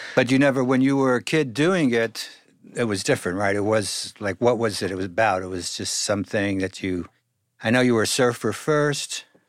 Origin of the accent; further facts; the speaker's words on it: New York City, New York, United States; I grew up in Brooklyn